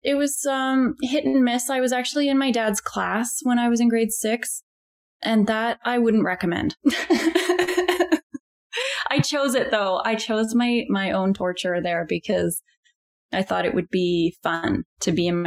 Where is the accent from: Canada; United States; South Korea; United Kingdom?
Canada; Victoria, British Columbia; also born or lived in Europe; I was born on Vancouver Island, and my parents, my dad grew up here too, but my mom moved from Alberta to go to university, and that's where they met. And yeah, they were both teachers in Victoria.